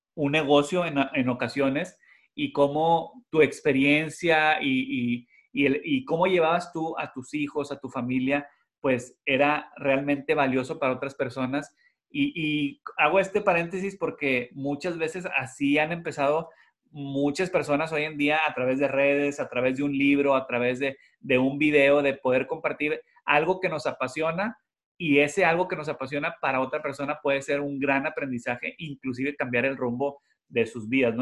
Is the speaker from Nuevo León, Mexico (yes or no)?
yes; Monterrey, Nuevo León, Mexico; now in Houston, United States; nosotros somos de Monterrey